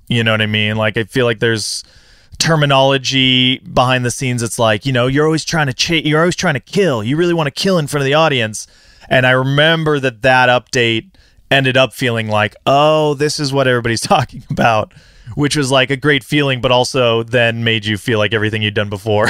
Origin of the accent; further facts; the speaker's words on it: California, United States; I grew up here in California